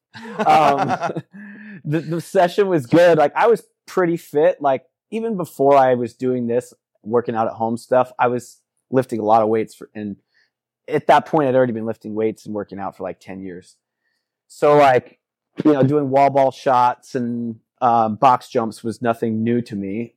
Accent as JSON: {"language": "English", "region": "Midwest", "country": "United States", "tie": "born or raised there", "also_born_or_lived": "Fort Myers, Florida / Kansas / Missouri", "moved": "as an adult", "lives_now": "Sarasota, United States", "said": "moved when I was, uh, up to the Midwest when I was six to Missouri. and, uh, stayed in the Midwest, Missouri, and Kansas both until I was thirty"}